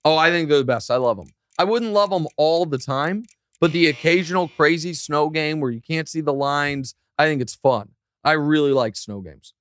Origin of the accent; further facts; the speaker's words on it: Kansas City, Missouri, United States; moved away; also born or lived in Los Angeles / New York; Kansas City to see the World Cup played in my hometown